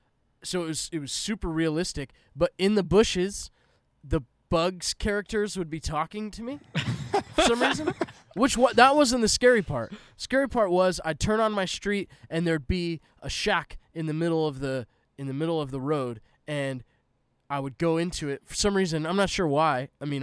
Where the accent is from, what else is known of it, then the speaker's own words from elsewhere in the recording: West Coast, United States; West Coast. That's where I'm from. {S0} Yeah. {S2} I grew up in the West Coast.